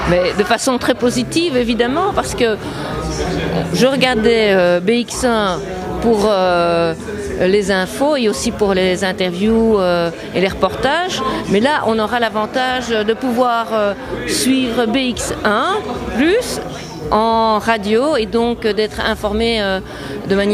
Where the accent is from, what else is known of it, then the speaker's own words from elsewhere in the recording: Brussels, Brussels-Capital Region, Belgium; Moi, en tant que bruxelloise, c'est très important.